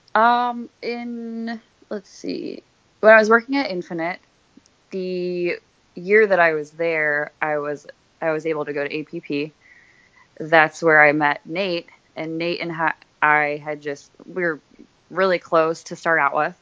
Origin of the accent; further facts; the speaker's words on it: Scranton, Pennsylvania, United States; moved away as an adult; also born or lived in Philadelphia / New York / Minnesota; I am from Scranton, Pennsylvania, so I was there until I was about 20.